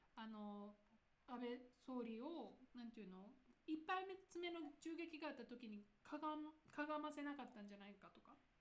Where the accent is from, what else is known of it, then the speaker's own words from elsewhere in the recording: Nara, Japan; accent: Kansai dialect; 私、奈良出身